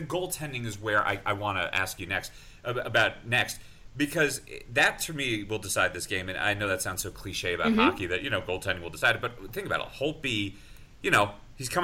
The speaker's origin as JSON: {"language": "English", "region": "New York", "country": "United States", "said": "I'm a New Yorker"}